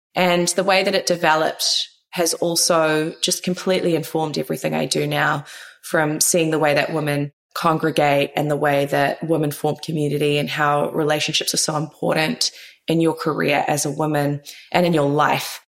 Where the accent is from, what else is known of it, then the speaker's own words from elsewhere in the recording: New Zealand; moved away as an adult; also born or lived in New York; So born and raised in New Zealand, moved to New York when I was tender age of kind of 21